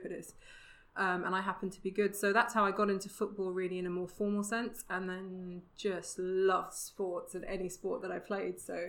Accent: London, United Kingdom; growing up in North London in sort of the 80s into the 90s

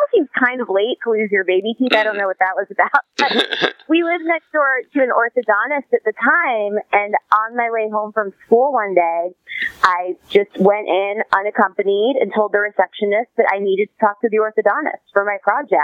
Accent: Worcester, Massachusetts, United States; moved away; I grew up in Worcester, Massachusetts, kind of the armpit of New England, but a great place to leave and also a great place to return

